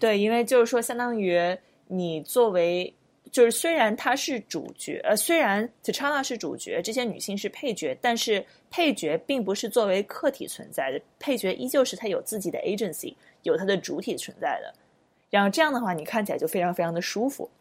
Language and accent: Chinese; China; 我们作为中国人